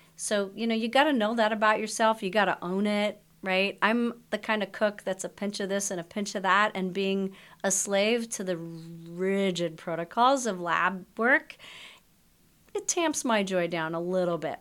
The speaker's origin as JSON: {"language": "English", "country": "Canada", "said": "I'm Canadian. I went to my local Canadian travel clinic"}